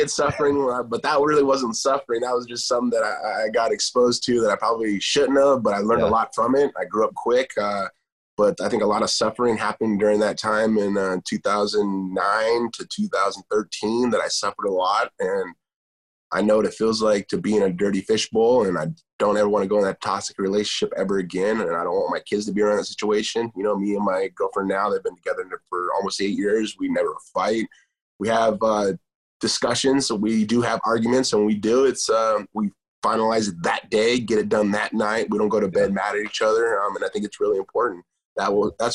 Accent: Huntington Beach, California, United States; As a Mexican-American, but I was born here in Huntington Beach, California

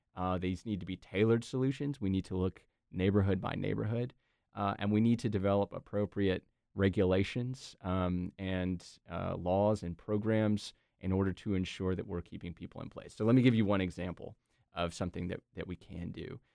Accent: Durham, North Carolina, United States; I was born and raised in Durham

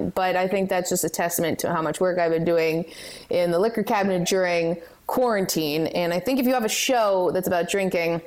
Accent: Toronto, Ontario, Canada; I'm from Toronto

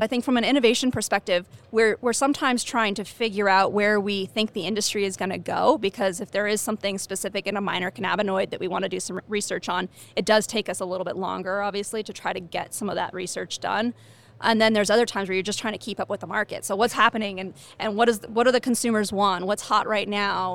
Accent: Rancho Cucamonga, California, United States; moved away as an adult; also born or lived in Pennsylvania; now in Boulder, United States; I'm originally from California. So I grew up in Rancho Cucamonga, moved to Pennsylvania for a little while, came back to California

